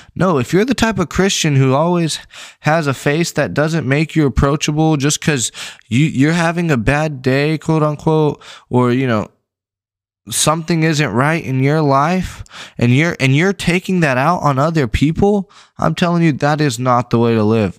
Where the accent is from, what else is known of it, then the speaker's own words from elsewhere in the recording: West Texas, United States; now in East Texas, United States; I'm from West Texas